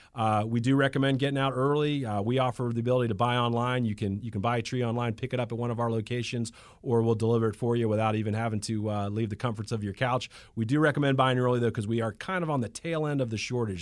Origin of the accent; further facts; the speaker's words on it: Atlanta, Georgia, United States; I'm from Atlanta, Georgia. I was born in, in Piedmont Hospital